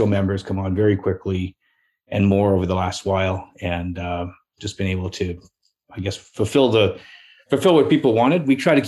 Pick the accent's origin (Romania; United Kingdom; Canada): Canada; also born or lived in Parksville; I was used to there being something else other than the Canadian way.